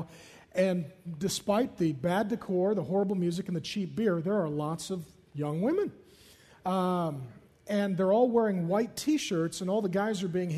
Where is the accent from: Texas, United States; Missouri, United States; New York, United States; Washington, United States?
Washington, United States; Seattle; I grew up in South Seattle